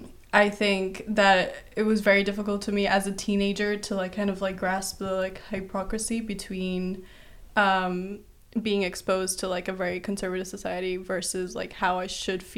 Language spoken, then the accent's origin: English; Kuwait; also born or lived in Brazil; But I was born in Brazil, and I moved around quite a bit till the age of 3, where I moved to Kuwait, which is in the Middle East